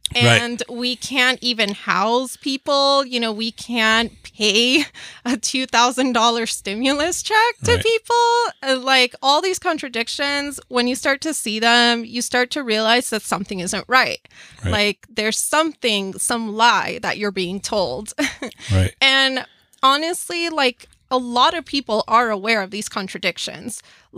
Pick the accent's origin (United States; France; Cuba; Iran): Cuba; moved away; We're from Cuba.